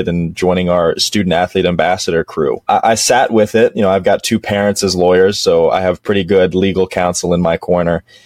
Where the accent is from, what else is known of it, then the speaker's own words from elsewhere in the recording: Dallas, Texas, United States; also born or lived in Western Massachusetts; I'm actually from Dallas, Texas, grew up here my entire life